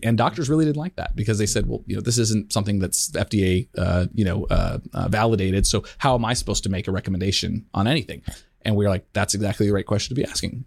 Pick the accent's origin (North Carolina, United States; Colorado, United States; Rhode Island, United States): Colorado, United States; the years growing up in, in Colorado